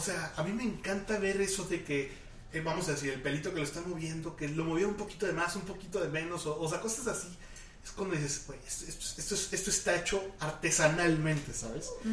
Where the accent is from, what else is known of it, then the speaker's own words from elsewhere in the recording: Mexico; todas las personas que somos mexicanos